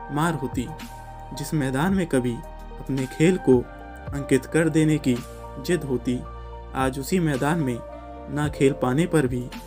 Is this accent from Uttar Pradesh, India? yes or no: yes; Ghaziabad, Uttar Pradesh, India; मैं गाजियाबाद उत्तर प्रदेश का रहने वाला हूं